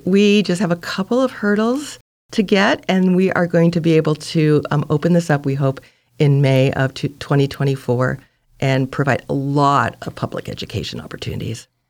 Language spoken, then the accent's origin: English; Santa Monica, California, United States; moved away as an adult; also born or lived in San Francisco, California / Sonoma, California / Point Arena, California; now in Brookings, United States; I was raised in Santa Monica on the beach